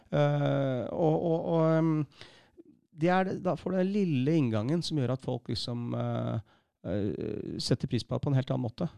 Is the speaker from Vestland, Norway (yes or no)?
no; Bærum, Akershus, Norway; Jeg vokste opp i Bærum